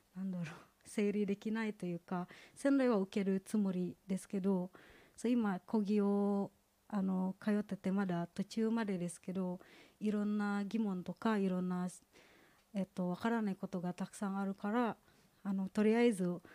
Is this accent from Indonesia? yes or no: yes; Indonesia; Japanese is a second language; moved away as an adult; now in Japan; インドネシアから来た